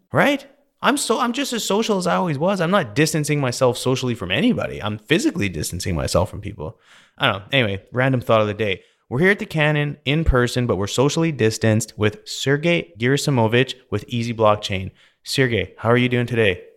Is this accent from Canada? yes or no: yes; Canada; now in Texas, United States; I grew up in Canada